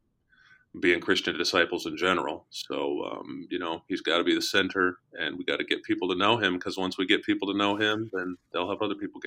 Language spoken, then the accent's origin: English; Colorado, United States; moved away as an adult; also born or lived in Washington, D.C. / Nebraska; now in Kansas City, United States; I grew up in Colorado, but went to college in Kansas City.